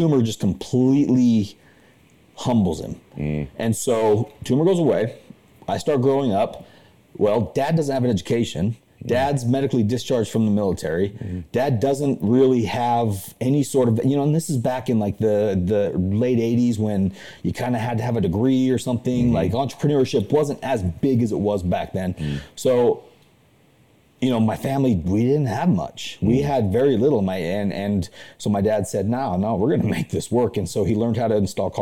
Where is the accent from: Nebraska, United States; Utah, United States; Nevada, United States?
Utah, United States; also born or lived in Cumberland, Maryland; The whole family's from Utah. We're all based in Utah, you know, third, fourth, fifth generation Utahns.